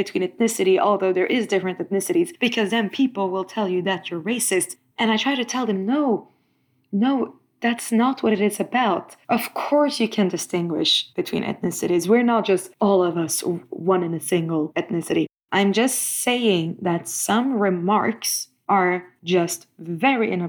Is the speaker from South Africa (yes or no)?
no; Stockholm, Stockholm County, Sweden; I am from Stockholm